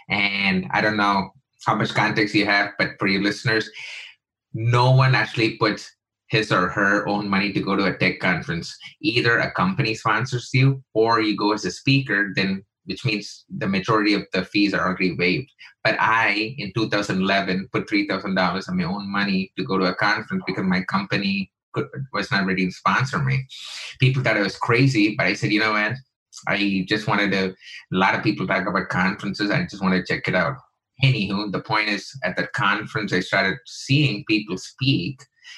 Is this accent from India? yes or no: yes; India; me and my wife used to do those workshops because she's American, I'm Indian